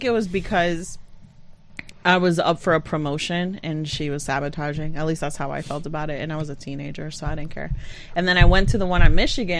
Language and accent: English; Puerto Rico; born or raised there; now in Utica, United States